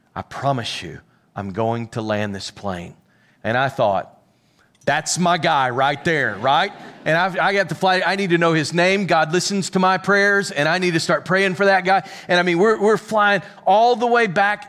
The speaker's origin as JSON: {"language": "English", "town": "Pickles Gap", "region": "Arkansas", "country": "United States", "also_born_or_lived": "Little Rock, Arkansas", "said": "I'm from Pickles Gap, Arkansas"}